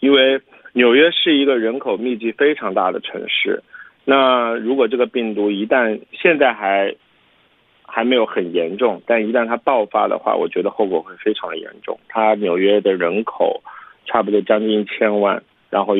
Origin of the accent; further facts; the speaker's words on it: China; now in United States; 因为我是中国人